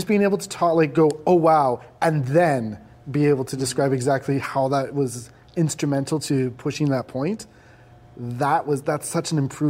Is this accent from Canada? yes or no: yes; Vancouver, British Columbia, Canada; I grew up in Vancouver.